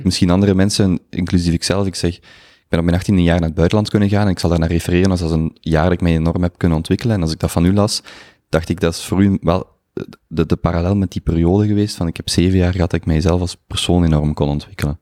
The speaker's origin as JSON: {"language": "Dutch", "area": "Limburg", "region": "Flanders", "country": "Belgium", "said": "voor een verre Limburger zoals ik"}